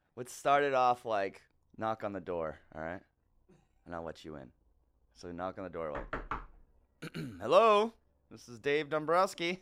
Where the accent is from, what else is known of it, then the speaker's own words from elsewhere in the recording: Massachusetts, United States; I'm a comedian from Massachusetts